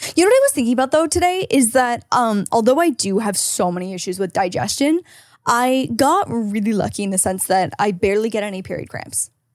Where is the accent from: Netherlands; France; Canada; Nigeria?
Canada; now in California, United States; as a Canadian